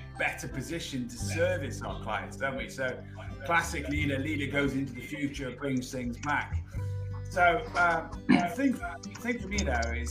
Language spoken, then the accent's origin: English; United Kingdom; as a British person